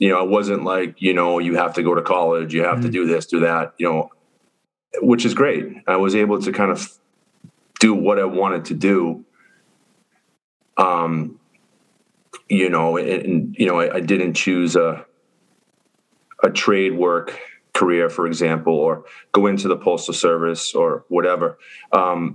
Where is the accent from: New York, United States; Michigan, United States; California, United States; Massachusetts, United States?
Massachusetts, United States; Quincy; I grew up in Quincy, Massachusetts, which is the first city directly south of Boston